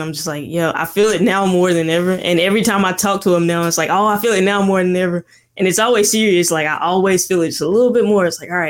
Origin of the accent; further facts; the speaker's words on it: Mississippi, United States; moved away; I'm from Mississippi originally. This hat I got on, it's like Mississippi made. But I'm from Mississippi originally, and it's about a 5-hour drive to get back home.